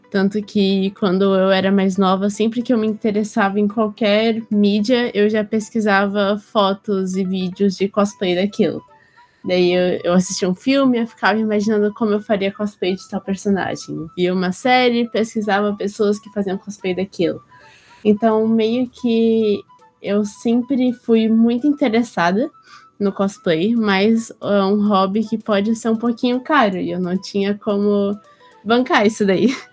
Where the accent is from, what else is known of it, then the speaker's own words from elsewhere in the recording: Blumenau, Santa Catarina, Brazil; Eu sou de Blumenau, Santa Catarina